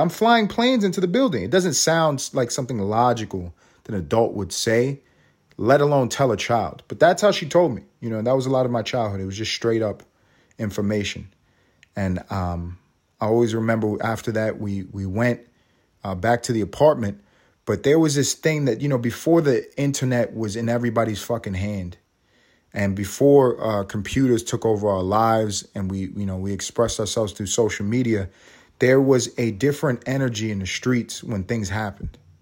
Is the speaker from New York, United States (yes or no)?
yes; New York City, New York, United States; I was in New York City. I'm from New York. I was in the third grade